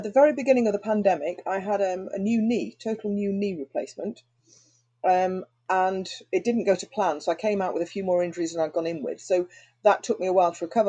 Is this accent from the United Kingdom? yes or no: yes; Anglesey, North Wales, United Kingdom; also born or lived in London / Stockport / Manchester; now in Handforth, United Kingdom; Anglesey in North Wales.